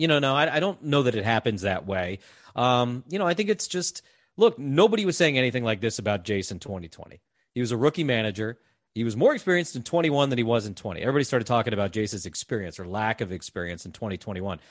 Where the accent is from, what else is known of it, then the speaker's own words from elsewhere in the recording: East Coast, United States; moved away as an adult; I grew up on the East Coast